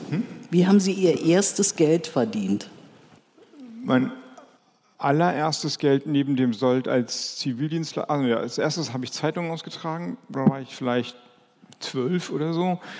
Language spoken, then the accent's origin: German; Kiel, Schleswig-Holstein, Germany; also born or lived in Lübeck; now in Flensburg, Germany; ich komme, ich bin in Lübeck geboren, ich bin in Kiel oder bei Kiel groß geworden, lebe jetzt in Flensburg.